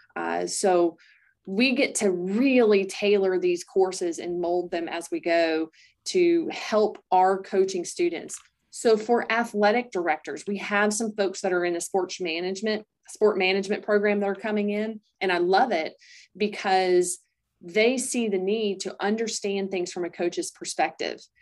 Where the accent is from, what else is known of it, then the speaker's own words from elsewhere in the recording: Greer, South Carolina, United States; moved away; I grew up in Greer, South Carolina.